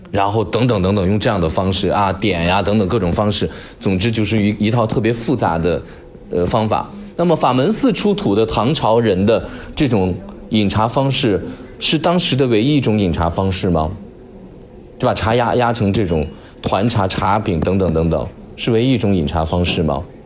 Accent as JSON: {"language": "Chinese", "region": "Shaanxi", "country": "China", "tie": "born or raised there", "said": "说到我老家，因为我我是陕西人"}